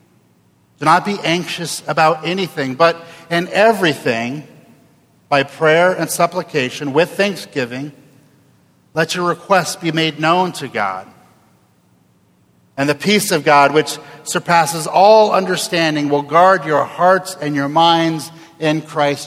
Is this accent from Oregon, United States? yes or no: yes; Oregon, United States; also born or lived in Jackson, Tennessee; I was born and raised in Oregon